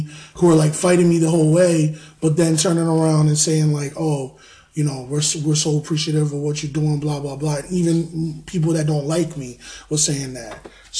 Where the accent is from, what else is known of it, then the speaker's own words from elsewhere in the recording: New York, United States; moved away as an adult; now in Connecticut, United States; born and raised in New York